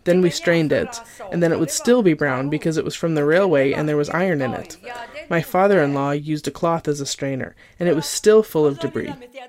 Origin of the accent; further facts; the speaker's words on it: Lombardy, Italy; For me, in the home I grew up in near Milan before the war, I didn't suffer hunger because farmers had everything.